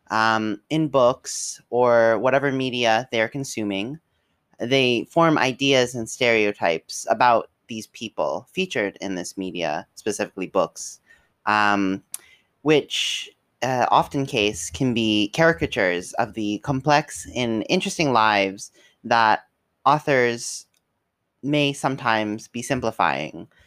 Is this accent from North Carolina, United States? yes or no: no; Kentucky, United States; the education system in Kentucky, as that's where we're all from